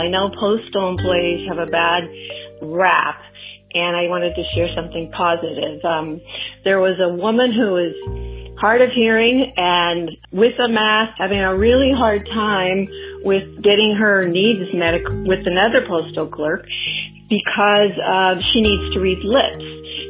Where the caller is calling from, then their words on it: Northern California, United States; I'm …. I'm calling from Northern California.